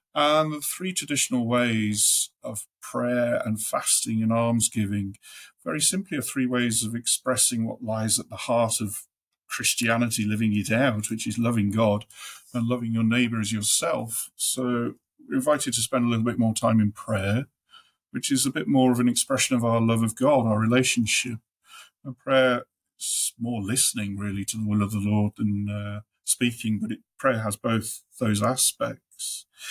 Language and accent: English; Midlands, United Kingdom; moved away as an adult; also born or lived in Staffordshire / Black Country; now in Newcastle, United Kingdom; I'm from the Midlands